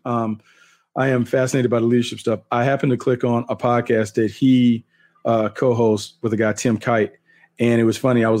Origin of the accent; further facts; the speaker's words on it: North Carolina, United States; growing up in North Carolina